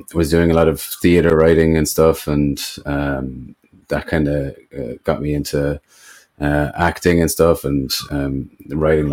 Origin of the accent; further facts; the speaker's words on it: Ireland; where I grew up in Ireland, it was a lot of just Gaelic football and farms